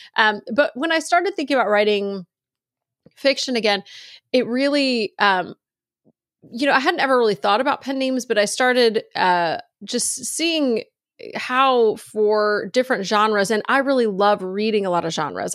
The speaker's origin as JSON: {"language": "English", "region": "Virginia", "country": "United States", "tie": "born or raised there", "also_born_or_lived": "North Carolina", "moved": "as an adult", "lives_now": "Texas, United States", "said": "I grew up in Virginia, Texas"}